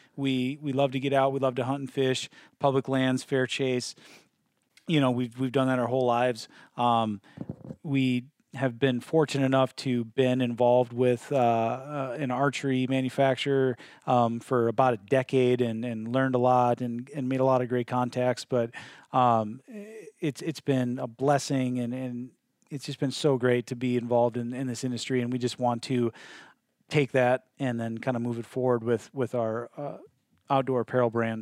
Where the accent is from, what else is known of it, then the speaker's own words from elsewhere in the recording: Midwest, United States; now in Northwest, United States; I'm from the Midwest